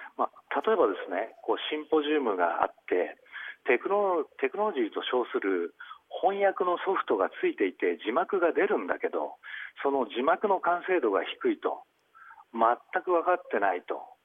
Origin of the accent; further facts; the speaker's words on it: Kawasaki, Kanagawa, Japan; 私の地元の川崎